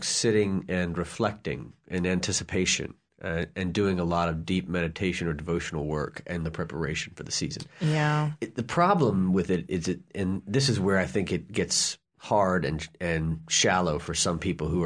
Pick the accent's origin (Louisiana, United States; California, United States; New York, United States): Louisiana, United States; New Orleans; I'm from New Orleans.